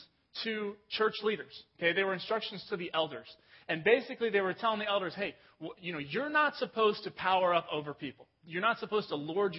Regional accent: England, United Kingdom; moved away; I was born in England

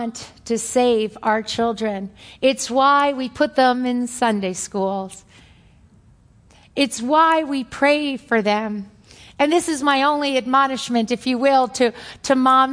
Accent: New York, United States; accent: New York; my New York accent

